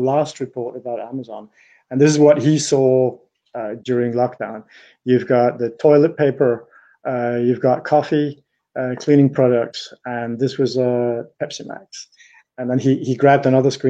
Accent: Denmark; now in Paris, France; I am Danish, so I come from the north of Europe

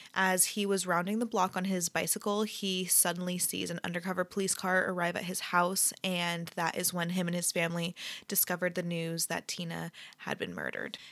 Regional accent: Bay Area, California, United States; I'm from the Bay Area

